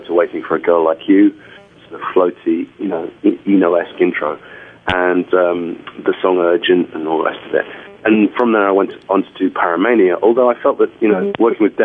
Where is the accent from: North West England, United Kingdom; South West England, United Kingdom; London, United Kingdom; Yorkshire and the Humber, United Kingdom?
London, United Kingdom; I was growing up in London at the time of Stiff Records and punk rock